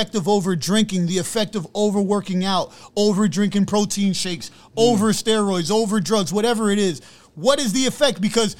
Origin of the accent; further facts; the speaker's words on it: New York City, New York, United States; I'm from Brooklyn, Brownsville